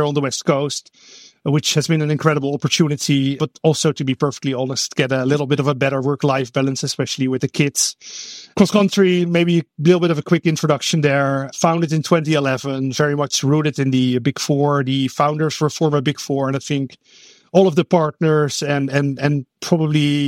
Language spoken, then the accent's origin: English; Netherlands; English is a second language; moved away as an adult; now in Oakland, United States; I am actually Dutch, born and raised in the Netherlands